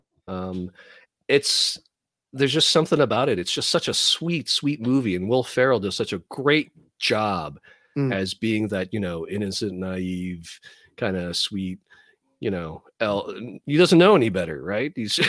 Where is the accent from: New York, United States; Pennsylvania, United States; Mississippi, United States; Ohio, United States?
Ohio, United States; Cleveland; moved away; also born or lived in Florida; I remember when I moved down to Florida, people were talking about A Christmas Story too. And I'm like, oh my gosh, I'm from Cleveland.